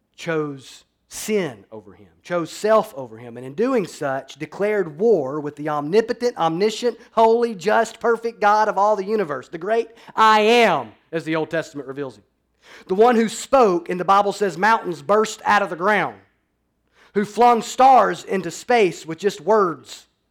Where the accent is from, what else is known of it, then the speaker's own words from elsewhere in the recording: Alabama, United States; now in Florida, United States; I grew up in Alabama